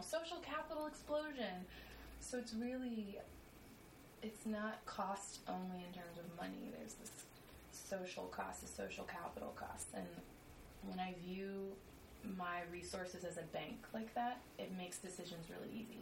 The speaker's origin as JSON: {"language": "English", "town": "New Orleans", "region": "Louisiana", "country": "United States", "moved": "as an adult", "lives_now": "New York City, United States", "said": "I'm from New Orleans"}